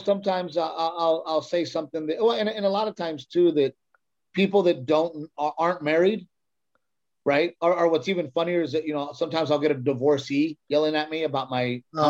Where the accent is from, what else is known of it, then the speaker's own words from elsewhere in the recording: United States; I'm Mexican American